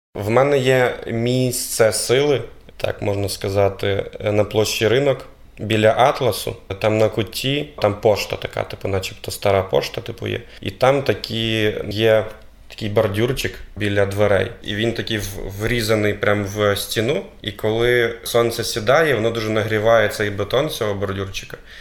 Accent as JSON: {"language": "Ukrainian", "town": "Brovary", "region": "Kyiv Oblast", "country": "Ukraine", "tie": "born or raised there", "moved": "as an adult", "lives_now": "Lviv, Ukraine", "said": "Я був депутатом міської ради міста Бровари, це моє рідне місто."}